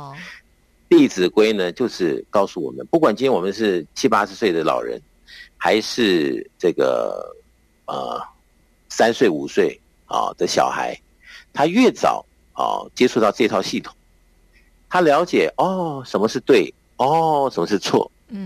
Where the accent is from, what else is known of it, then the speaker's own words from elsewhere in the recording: China; 那么我们中国人对不对？在讲的这些应对进退的这些礼节与否啊